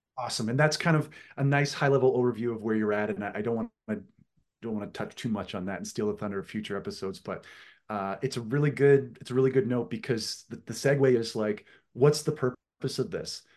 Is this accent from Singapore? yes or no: no; East Coast of Canada, Atlantic Canada, Canada; I am from the East Coast of Canada, which for all you, uh, Americans listening, if you go to Maine and keep going east, uh, that's where I live.